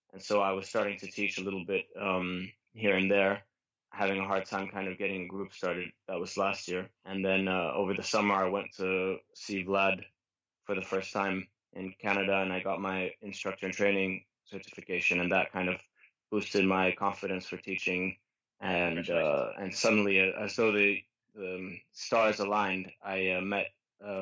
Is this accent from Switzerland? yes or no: yes; Geneva, Switzerland; I grew up most of my life in Geneva, Switzerland, although I come from quite an international background.